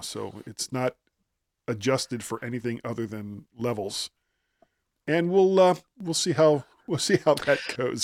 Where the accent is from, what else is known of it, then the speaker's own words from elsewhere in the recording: South Florida, United States; also born or lived in Ohio; now in Virginia, United States; I grew up in South Florida, which I've said countless times, and made my way to Ohio before I came to Virginia